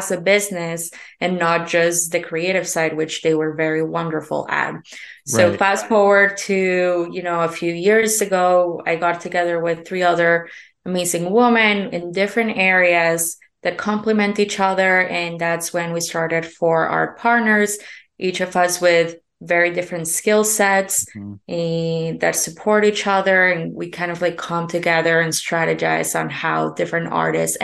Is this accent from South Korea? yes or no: no; Colombia; moved away; I'm originally from Colombia.